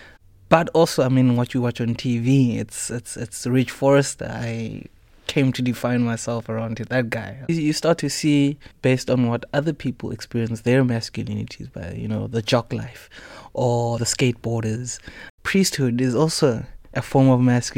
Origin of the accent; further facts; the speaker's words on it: Midrand, Gauteng, South Africa; moved away as an adult; also born or lived in Pretoria / Soshanguve; now in Cape Town, South Africa; My parents and I, we moved to Midrand, which was one of the first mixed-race societies in South Africa, post-apartheid. I was living there for most of my life